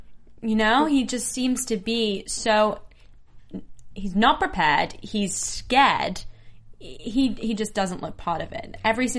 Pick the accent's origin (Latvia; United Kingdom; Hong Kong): United Kingdom; England; moved away; I'm English.